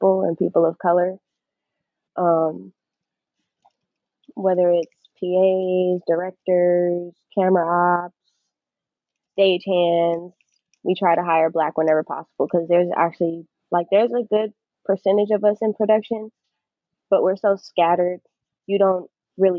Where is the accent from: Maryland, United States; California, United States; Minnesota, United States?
California, United States; Los Angeles; born and raised in Los Angeles, California